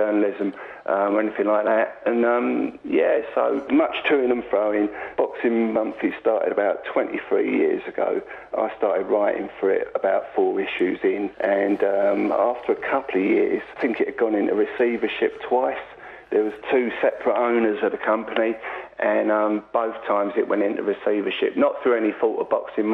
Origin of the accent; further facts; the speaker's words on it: London, United Kingdom; I was born and raised in Acton, West London